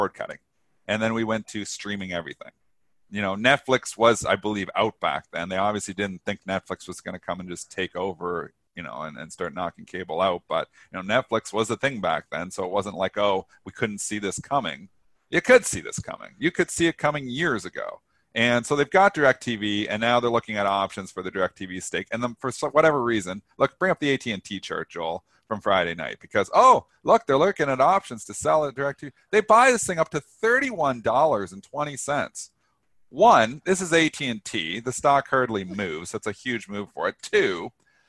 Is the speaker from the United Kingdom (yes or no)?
no; Canada; I'm Canadian.